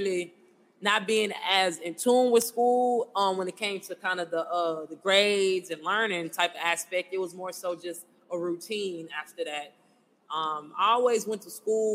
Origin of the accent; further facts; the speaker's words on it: Houston, Texas, United States; I'm from Houston, born and raised. So, grew up right here in Houston in the A-Leaf area, side of town